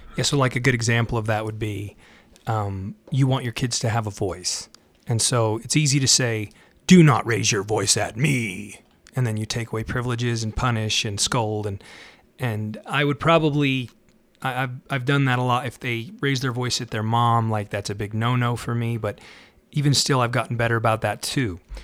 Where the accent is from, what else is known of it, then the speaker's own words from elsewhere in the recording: Salt Lake City, Utah, United States; I was raised in Salt Lake City, Utah, which is Zion, they call it.